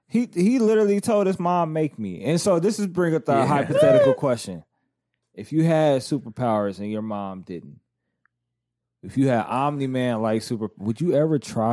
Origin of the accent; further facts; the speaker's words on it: the South, United States; I grew up in the South